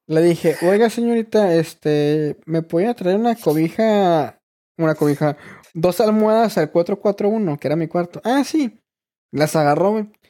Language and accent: Spanish; Hermosillo, Sonora, Mexico; No, pues yo soy de Sonora.